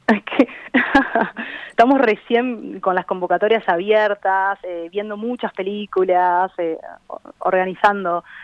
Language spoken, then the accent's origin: Spanish; Maldonado, Uruguay; moved away as an adult; also born or lived in Buenos Aires, Argentina; yo viví toda mi infancia en Maldonado